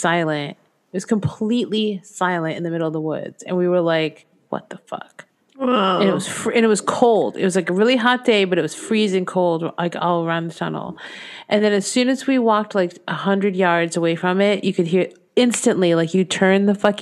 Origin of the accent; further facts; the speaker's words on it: New England, United States; also born or lived in Torrington, Connecticut; I grew up around New England